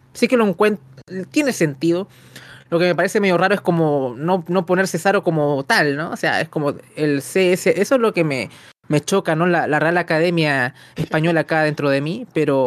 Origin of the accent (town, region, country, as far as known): Chile